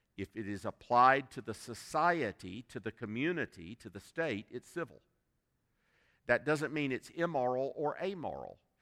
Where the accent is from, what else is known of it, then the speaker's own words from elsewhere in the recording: South Carolina, United States; I, I was born and reared in South Carolina